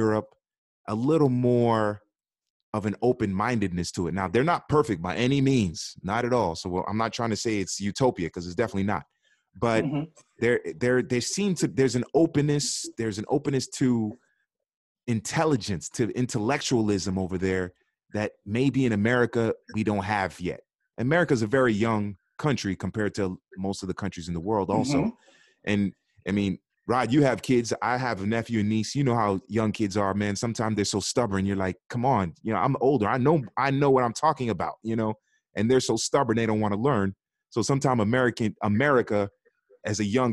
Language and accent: English; Miami, Florida, United States; I'm a Haitian. My parents are Haitian. I grew up in Miami